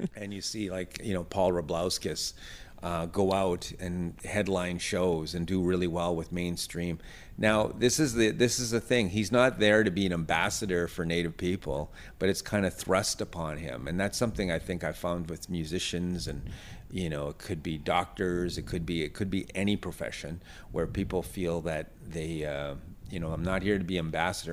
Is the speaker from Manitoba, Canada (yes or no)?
yes; Thompson, Manitoba, Canada; also born or lived in Pine Creek First Nation / Camperville; I, I grew up in Thompson